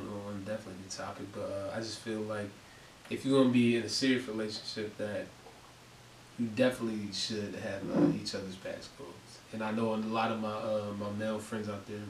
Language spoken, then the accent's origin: English; Harrisburg, Pennsylvania, United States; I'm from Uptown Harrisburg. I'm just a local.